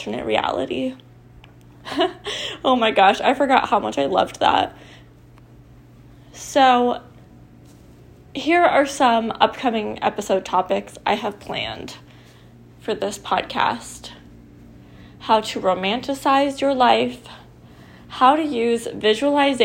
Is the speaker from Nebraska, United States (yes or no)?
yes; Nebraska, United States; I went to college in my hometown in Nebraska